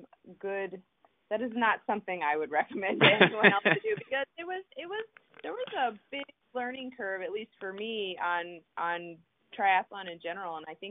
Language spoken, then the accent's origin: English; Colorado, United States; moved away; I grew up in Colorado